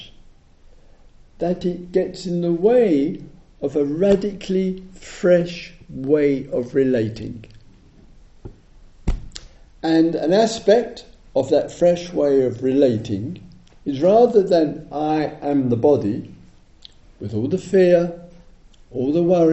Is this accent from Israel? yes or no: no; England, United Kingdom; I'm English